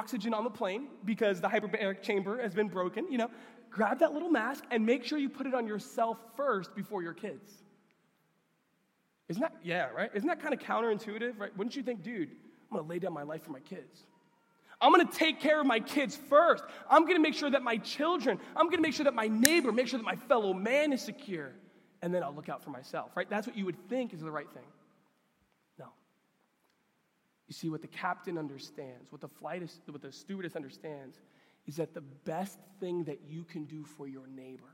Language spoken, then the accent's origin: English; New York, United States; I grew up in New York